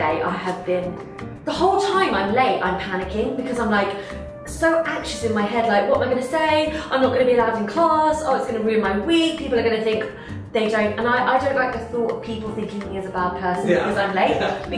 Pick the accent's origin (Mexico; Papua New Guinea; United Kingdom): United Kingdom; I'm British